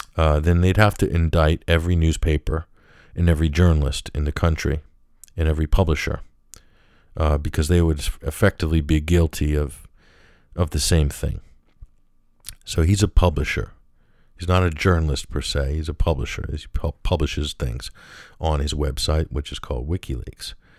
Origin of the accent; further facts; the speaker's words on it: United States; also born or lived in Western Europe; that's my home country.